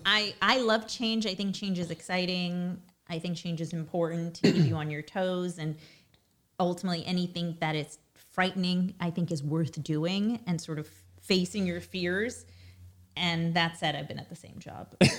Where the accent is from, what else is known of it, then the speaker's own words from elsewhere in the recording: New York City, New York, United States; first language Russian; English is a second language; I was born in Brooklyn, raised in Brooklyn